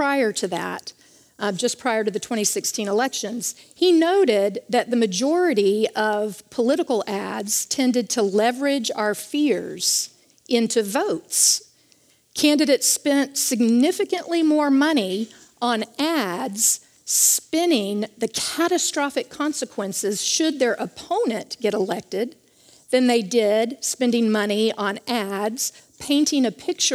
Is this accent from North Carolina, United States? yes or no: yes; Charlotte, North Carolina, United States; I was raised in Charlotte, North Carolina